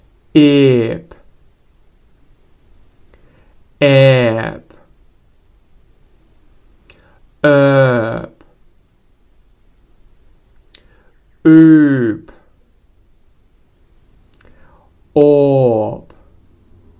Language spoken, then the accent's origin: English; Australia; accent: Australian English; in Australian English, at least, based on my accent